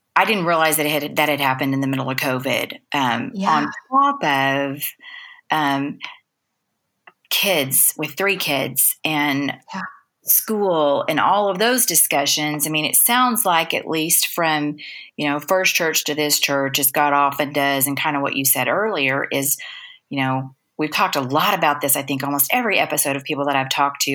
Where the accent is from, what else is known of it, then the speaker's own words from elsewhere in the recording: Dallas, Texas, United States; I'm a Dallas girl, I've been here forever